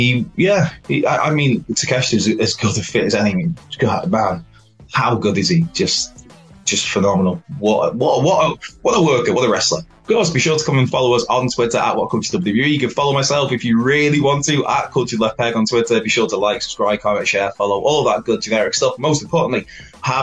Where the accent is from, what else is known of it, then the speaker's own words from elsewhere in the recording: Wales, United Kingdom; As a Welshman